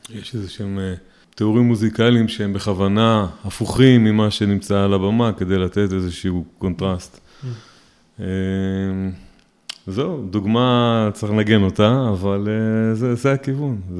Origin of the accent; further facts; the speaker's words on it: Rehovot, Central District, Israel; also born or lived in Petah Tikva; now in Peduel; נולדתי בפתח תקווה, גרתי ברחובות, כיום אני גר בפדואל ונשוי, ברוך השם, יש לי חמישה ילדים.